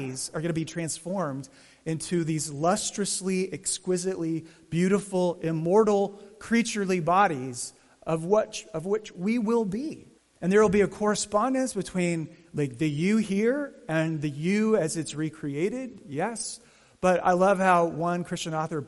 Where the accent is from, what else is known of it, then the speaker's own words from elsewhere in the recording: Arizona, United States; growing up in Arizona